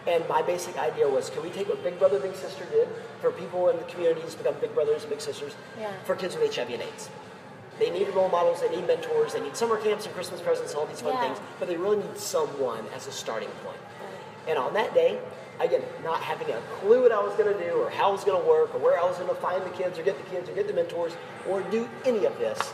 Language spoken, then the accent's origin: English; Atlanta, Georgia, United States; I'm from Atlanta, Georgia